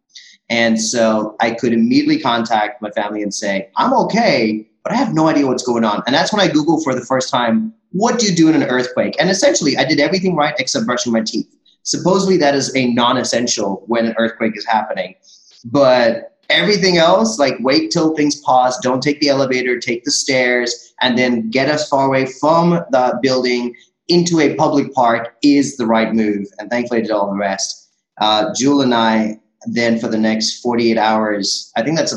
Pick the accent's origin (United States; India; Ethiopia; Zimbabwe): India; as an Indian